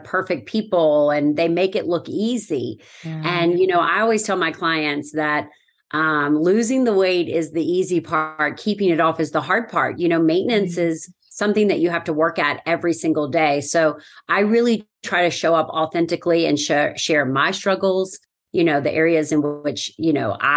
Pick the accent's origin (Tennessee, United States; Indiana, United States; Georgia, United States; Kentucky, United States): Kentucky, United States; Lexington; I'm from Lexington, Kentucky